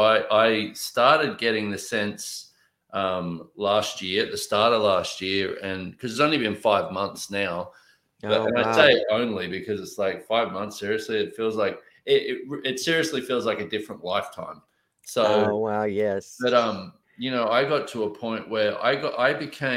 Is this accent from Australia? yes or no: yes; Australia; I grew up in Australia